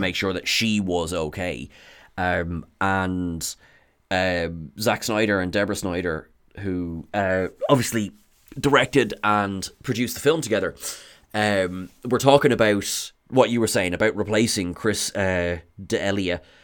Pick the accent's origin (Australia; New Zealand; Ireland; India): Ireland; I am said Irishman